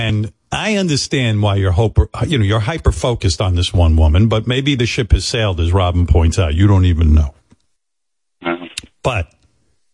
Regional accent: Rockville Centre, New York, United States; also born or lived in Roosevelt, New York; I moved from Roosevelt, Long Island to Rockville Center

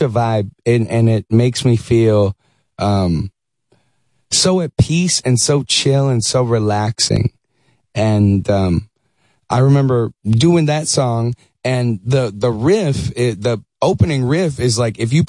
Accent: Dallas, Texas, United States; moved away as an adult; also born or lived in Syracuse, New York; now in Los Angeles, United States; I was born in Syracuse, New York. Moved to Dallas. I was 9 years old.

